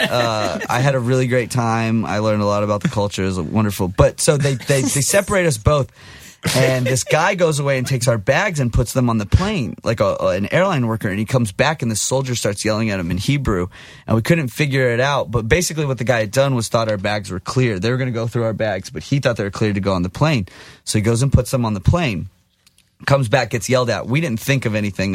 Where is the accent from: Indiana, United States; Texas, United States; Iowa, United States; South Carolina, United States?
Texas, United States; I'm from Texas, but I'm Jewish